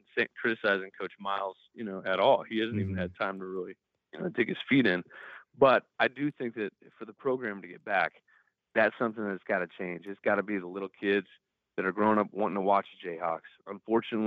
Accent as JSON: {"language": "English", "region": "Nebraska", "country": "United States", "tie": "born or raised there", "said": "I'm from Nebraska, so I kind of grew up, you know, seeing that as a Cornhusker fan growing up"}